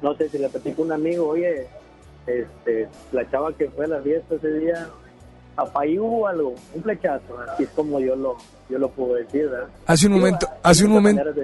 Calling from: San Nicolás, Nuevo León, Mexico; De acá de San Nicolás.

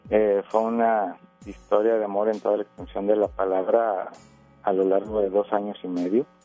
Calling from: Monterrey, Nuevo León, Mexico; Acá de Monterrey.

